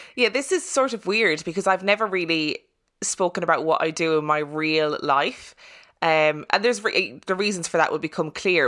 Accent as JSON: {"language": "English", "country": "Ireland", "tie": "born or raised there", "said": "I'm I'm Irish and I'm from Catholic Ireland"}